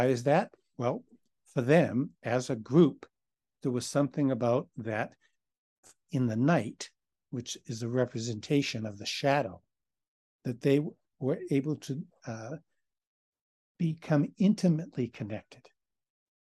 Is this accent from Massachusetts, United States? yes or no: yes; Boston, Massachusetts, United States; Me being an Irishman and from Boston